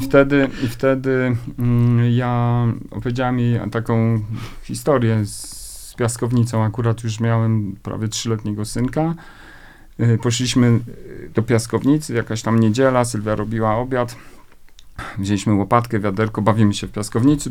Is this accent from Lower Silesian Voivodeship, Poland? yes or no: yes; Lower Silesian Voivodeship, Poland; Ja już w ogóle się wychowałem w takim małym miasteczku na Dolnym Śląsku